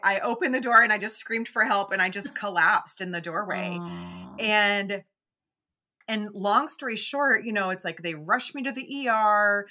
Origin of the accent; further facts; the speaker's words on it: Memphis, Tennessee, United States; I'm mm. from the South. I grew up in Memphis